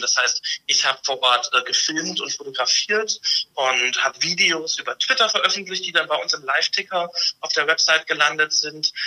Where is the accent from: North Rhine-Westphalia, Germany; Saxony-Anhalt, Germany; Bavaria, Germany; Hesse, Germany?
North Rhine-Westphalia, Germany; moved away; da ich aus Westfalen komme, beharre ich darauf, dass es ein westfälisches Dehnungs-E ist